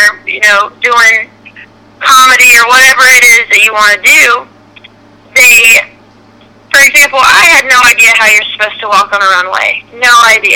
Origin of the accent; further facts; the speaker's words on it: Sanford, North Carolina, United States; growing up in North Carolina has been really good.